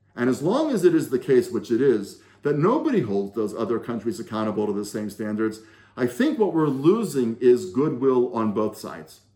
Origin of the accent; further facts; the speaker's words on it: United States; now in Israel; As an American Jew who now lives in Israel, as somebody who holds passports to both of those countries